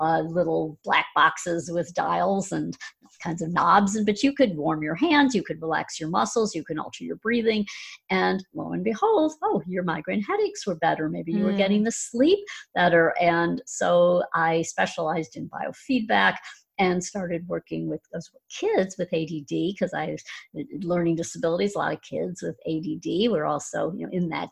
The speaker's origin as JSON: {"language": "English", "town": "Chicago", "region": "Illinois", "country": "United States", "said": "I'm from the Chicago area"}